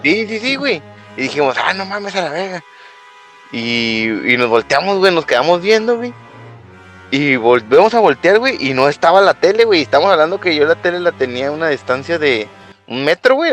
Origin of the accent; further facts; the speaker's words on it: Jalisco, Mexico; soy de Jalisco